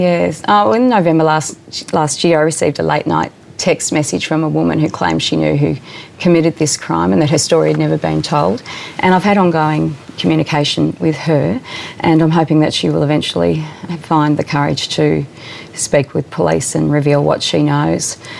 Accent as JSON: {"language": "English", "region": "Southwest Victoria", "country": "Australia", "tie": "born or raised there", "said": "I grew up in Southwest Victoria."}